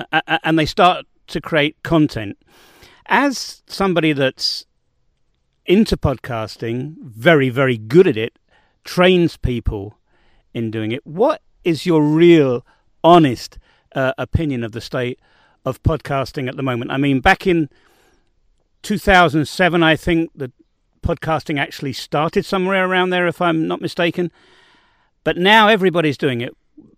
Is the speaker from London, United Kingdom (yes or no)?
yes; London, United Kingdom